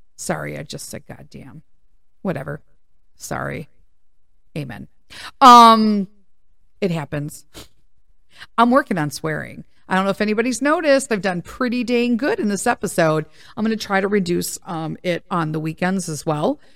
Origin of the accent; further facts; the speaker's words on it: Chicago, Illinois, United States; I'm from Chicago